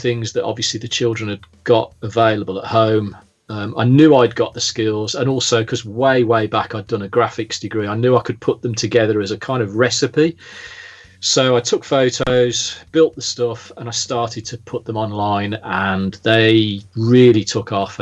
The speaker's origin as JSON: {"language": "English", "area": "the Midlands", "region": "England", "country": "United Kingdom", "also_born_or_lived": "Staffordshire", "moved": "as an adult", "lives_now": "Lyme Regis, United Kingdom", "said": "I am originally from the Midlands, as if you couldn't tell"}